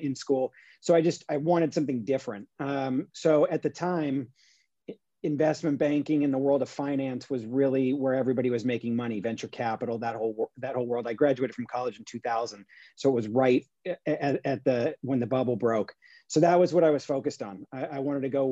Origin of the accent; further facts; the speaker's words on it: Long Beach, California, United States; Born and raised in California. Yeah. Long Beach